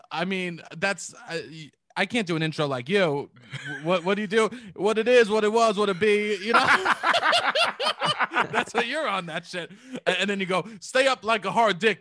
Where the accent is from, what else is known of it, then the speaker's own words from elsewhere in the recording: New York City, New York, United States; as being, like, a New York kid, especially because I was from Staten Island